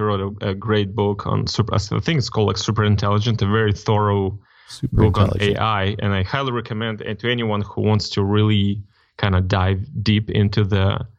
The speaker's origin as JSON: {"language": "English", "country": "Moldova", "tie": "born or raised there", "said": "I mean, like I'm from Eastern Europe, right?"}